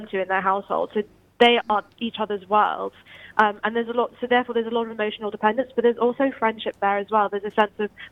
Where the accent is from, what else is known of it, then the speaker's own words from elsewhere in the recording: London, United Kingdom; moved away as an adult; now in Bristol, United Kingdom; growing up in London.